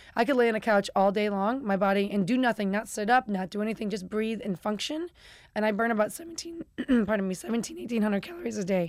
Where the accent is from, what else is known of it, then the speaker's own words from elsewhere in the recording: Chicago, Illinois, United States; I'm from Chicago